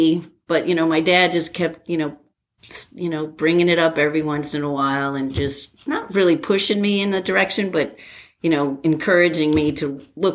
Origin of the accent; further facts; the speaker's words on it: New Jersey, United States; So I grew up in New Jersey.